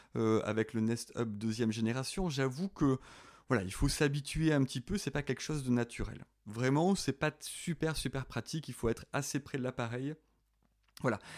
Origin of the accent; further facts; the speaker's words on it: southern France, France; accent: southern (petit accent du sud); je suis dans le sud, hein, vous l'avez peut-être reconnu avec mon petit accent